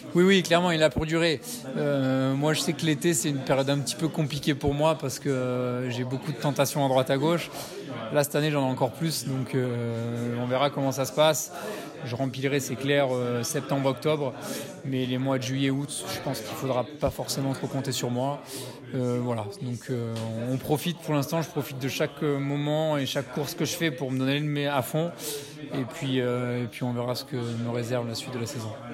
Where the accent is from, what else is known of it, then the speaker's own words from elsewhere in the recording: France; now in Valais, Switzerland; je suis français